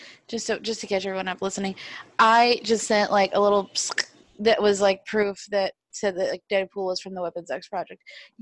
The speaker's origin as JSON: {"language": "English", "town": "Clinton", "country": "United States", "tie": "born or raised there"}